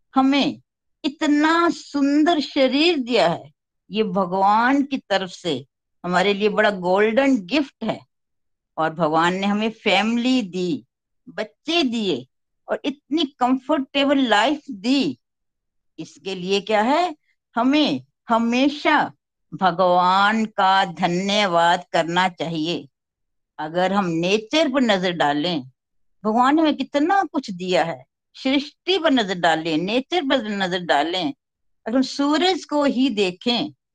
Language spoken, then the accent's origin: Hindi; Chamba, Himachal Pradesh, India; मैं खुद पहाड़ों की रहने वाली हूँ मैं हिमाचल के चंबा शहर से बिलोंग करती हूँ